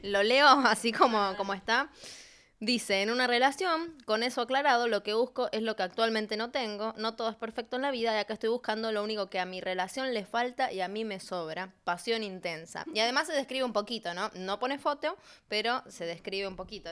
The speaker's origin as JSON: {"language": "Spanish", "country": "Argentina", "moved": "yes", "lives_now": "Santiago, Chile", "said": "soy de Argentina"}